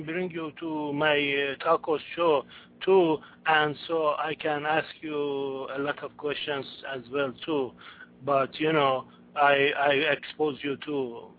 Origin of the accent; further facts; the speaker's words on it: United States; I'm from United States.